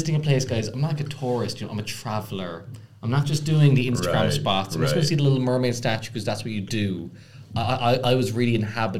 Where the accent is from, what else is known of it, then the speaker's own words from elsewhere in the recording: Ireland; I am from Ireland, so this is my big moment.